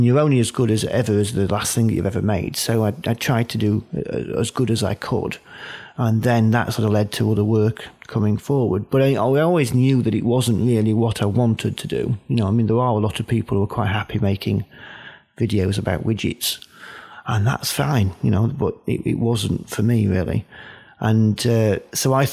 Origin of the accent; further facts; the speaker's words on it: Doncaster, Yorkshire and the Humber, United Kingdom; also born or lived in Wolverhampton; I come from Doncaster, so in Yorkshire